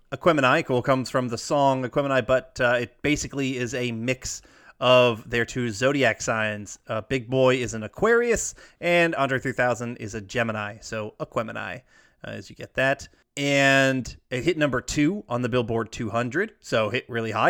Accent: Alpharetta, Georgia, United States; born or raised there; moved away

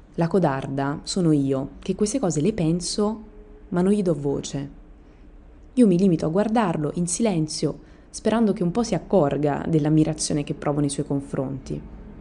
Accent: Italy; Io sono italiana.

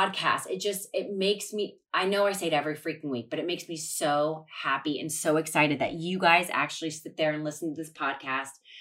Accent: Ohio, United States; I played sports my whole life growing up in Ohio

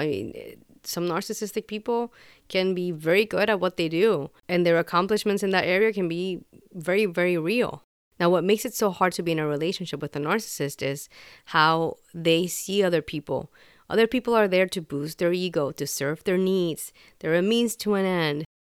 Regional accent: Puerto Rico; Growing up in Puerto Rico, I, especially as a kid, like when I was living there, you would hear stories.

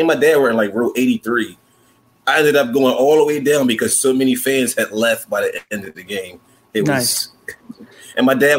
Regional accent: Philadelphia, Pennsylvania, United States; we're from Philadelphia.

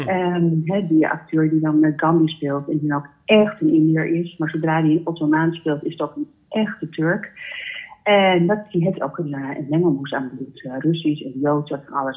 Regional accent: Amsterdam, North Holland, Netherlands; ik ben zelf een Amsterdammer

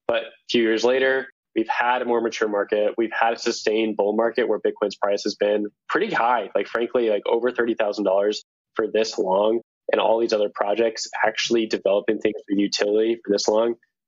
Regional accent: Denver, Colorado, United States; So playoffs are not going well for my hometown Denver Nuggets.

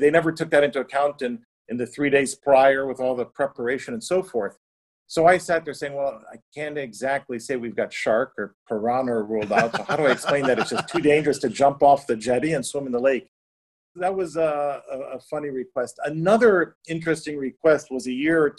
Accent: Chicago, Illinois, United States; also born or lived in New York City / St. Barts; now in Lake Como, Italy; Chicago, but I identify a bit more as a New Yorker. I mean, in the past 25 years in New York City.

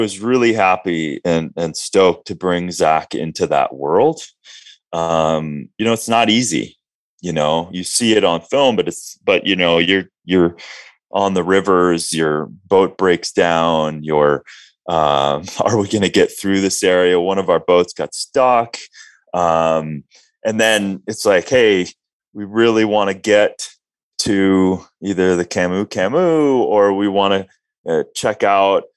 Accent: Minnesota, United States; both sides of my family I'm Norwegian, and I grew up in Minnesota

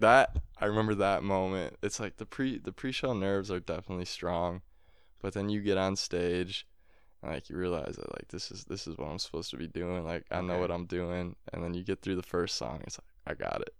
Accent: Appleton, Wisconsin, United States; my hometown of Appleton

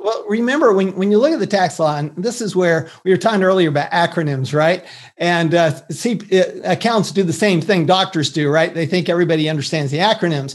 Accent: Salt Lake City, Utah, United States; moved away; also born or lived in Texas; I grew up in Salt Lake City, Utah

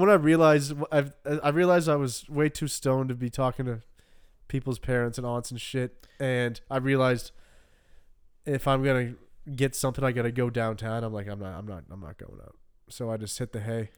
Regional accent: Canada; growing up in Canada

